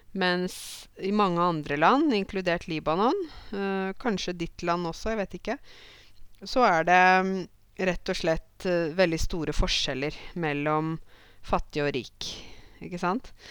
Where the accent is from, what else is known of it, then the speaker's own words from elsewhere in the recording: Norway; for meg som nordmann